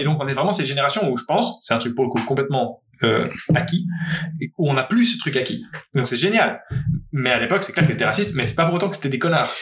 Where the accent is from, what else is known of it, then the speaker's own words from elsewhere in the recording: Geneva, Switzerland; je suis né à Genève